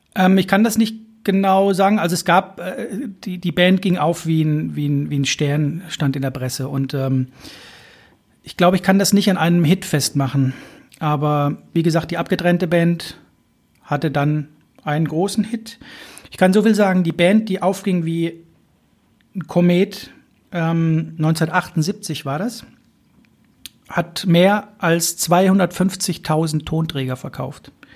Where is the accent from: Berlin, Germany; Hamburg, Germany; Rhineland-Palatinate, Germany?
Hamburg, Germany; in meiner Heimatstadt